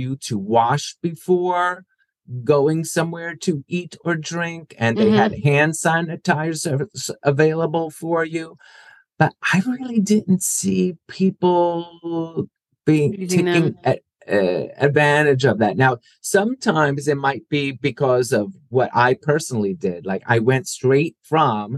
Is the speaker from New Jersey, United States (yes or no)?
yes; New Jersey, United States; I grew up in South Jersey